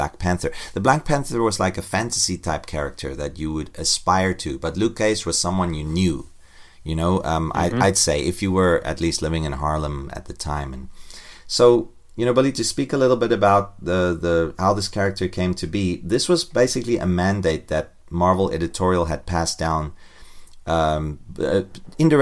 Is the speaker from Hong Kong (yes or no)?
no; South Africa; growing up in South Africa, I, you know, in this racist atmosphere all the time in the 1970s and 80s